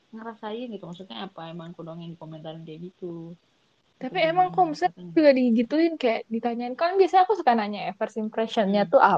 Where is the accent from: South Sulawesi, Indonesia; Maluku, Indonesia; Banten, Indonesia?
South Sulawesi, Indonesia; Makassar; Bro, malu nggak gue orang Makassar jadi makanya suara kayak gini